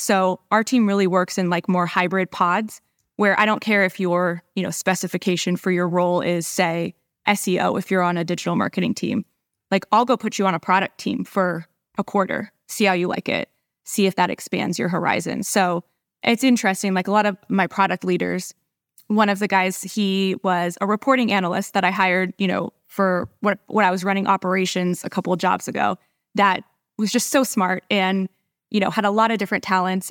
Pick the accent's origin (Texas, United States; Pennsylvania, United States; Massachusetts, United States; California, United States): California, United States; San Diego; moved away as an adult; now in Dallas, United States; I'm a San Diegan, true and true